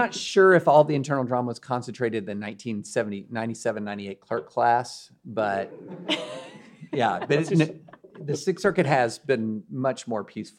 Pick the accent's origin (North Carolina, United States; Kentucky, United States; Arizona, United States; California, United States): Kentucky, United States; I grew up in Kentucky, where we pronounce words phonetically.